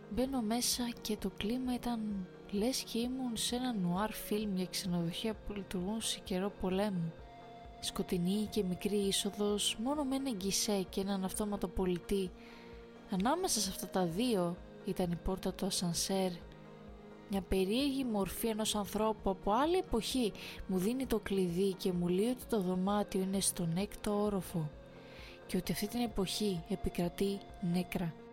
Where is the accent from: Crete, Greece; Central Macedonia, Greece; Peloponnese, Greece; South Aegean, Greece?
Central Macedonia, Greece; Thessaloniki; Εμεί είμαστε από Θεσσαλονίκη και βάσει σχεδίου θα κάναμε μια στάση στην Κόρινθο